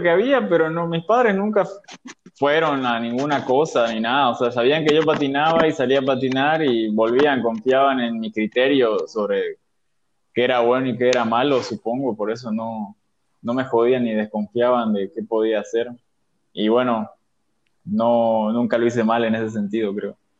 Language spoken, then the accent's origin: Spanish; Santa Cruz, Bolivia; also born or lived in Sucre, Bolivia; Soy de Sucre, vivo acá en Santa Cruz desde mis seis años